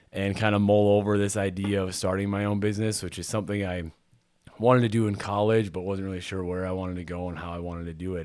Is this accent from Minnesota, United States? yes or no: yes; Pemberton, Minnesota, United States; also born or lived in Saint Clair, Minnesota; I am originally from Pemberton.